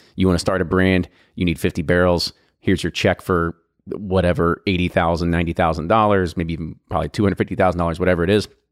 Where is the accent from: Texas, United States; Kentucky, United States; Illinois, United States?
Kentucky, United States; Louisville, Bardstown; we're from Louisville, Bardstown, Kentucky's in our blood